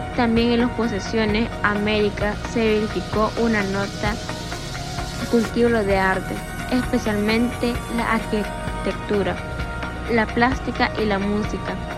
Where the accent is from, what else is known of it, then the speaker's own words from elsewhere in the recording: El Salvador; la literatura salvadoreña es la historia que nos representa como salvadoreños